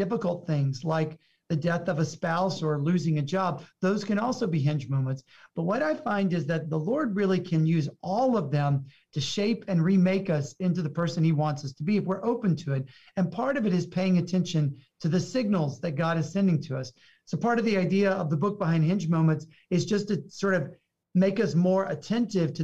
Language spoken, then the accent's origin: English; the South, United States; also born or lived in Houston; I'm from the South